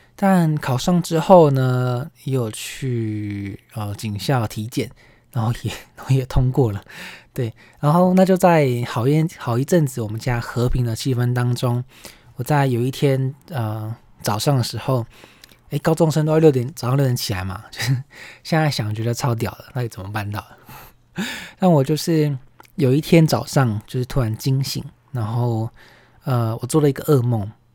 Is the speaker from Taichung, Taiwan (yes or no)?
yes; Taichung, Taiwan; also born or lived in Taipei; 我们台中这边虽然没有捷运，大家也都是比较多是骑车